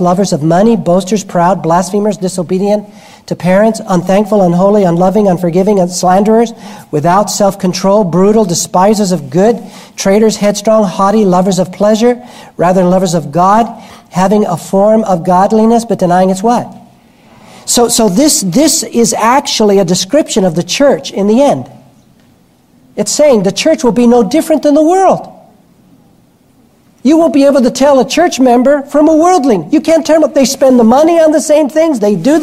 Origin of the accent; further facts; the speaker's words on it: New York, United States; I'm Cuban background. I'm a tofu Cuban. I was born in Manhattan, but my parents are Cuban.